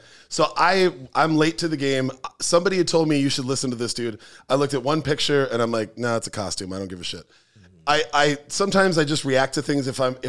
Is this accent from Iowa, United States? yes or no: no; Minneapolis, Minnesota, United States; my whole group of friends growing up in South Minneapolis all kind of got into hip-hop at the same time.